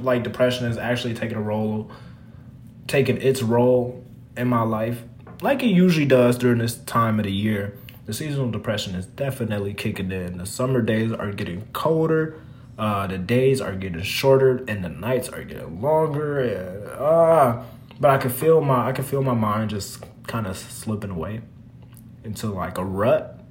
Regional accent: Minnesota, United States; moved away as an adult; now in Las Vegas, United States; As a Minnesotan, I just moved from Minnesota in May

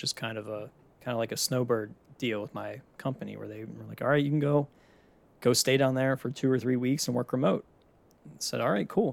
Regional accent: Pittsburgh, Pennsylvania, United States; moved away as an adult; now in Florida, United States

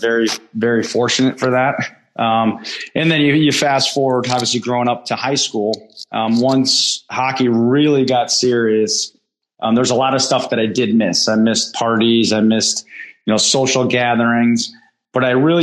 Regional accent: Bristol, Connecticut, United States; I grew up in Bristol, Connecticut

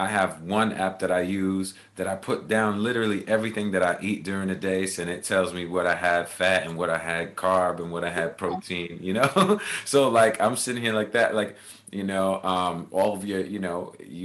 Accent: Baldwin, New York, United States; moved away as an adult; also born or lived in Manhattan, Kansas / Germany / Jersey City, New Jersey; now in Los Angeles, United States; I grew up in a little place called Baldwin, Long Island

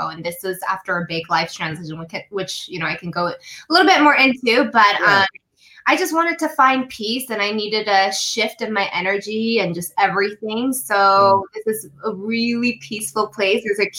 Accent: Denver, Colorado, United States; now in California, United States; So I grew up in Denver and, you know, at the time my parents were very strict

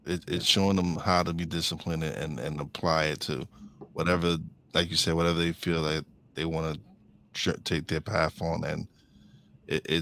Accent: New York City, New York, United States; We're both from New York City.

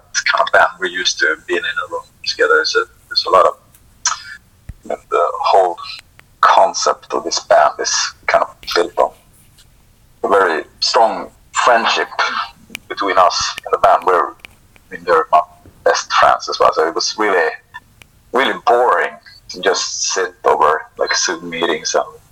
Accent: Sweden; It was really dull growing up in Sweden

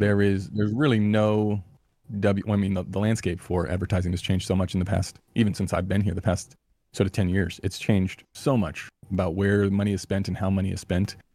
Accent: Los Angeles, California, United States; moved away as an adult; also born or lived in New Zealand / France; now in Perth, Australia; I grew up in Los Angeles

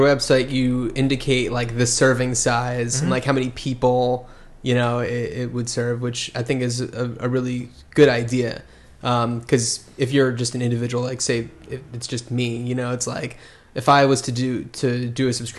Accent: New Jersey, United States; No, I'm from the East Coast, New Jersey, so I'm very familiar with the winter.

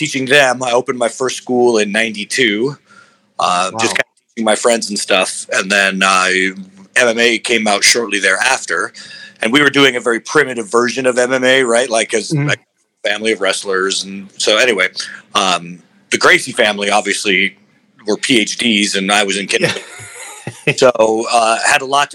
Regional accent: Albuquerque, New Mexico, United States; I got into martial arts where I was raised in Albuquerque, New Mexico

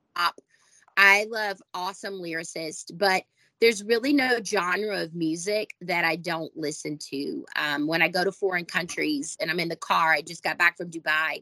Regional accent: the South, United States; I was born and raised in the South in the first row of the First Baptist Church

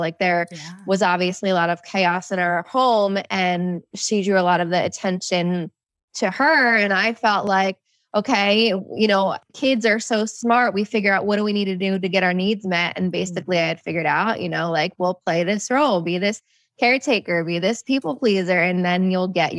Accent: New Jersey, United States; I'm from New Jersey

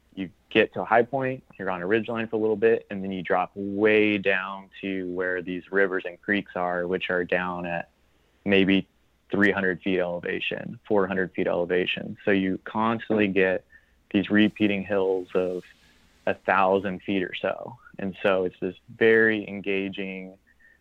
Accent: Arkansas, United States; also born or lived in Utah; I'm from Arkansas

